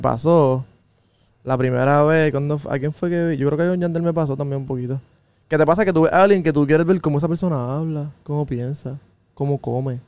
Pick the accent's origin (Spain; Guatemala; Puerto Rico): Puerto Rico; moved away as an adult; also born or lived in New York, United States; yo soy un boricua. De los boricuas que no se la queremos dar a nadie.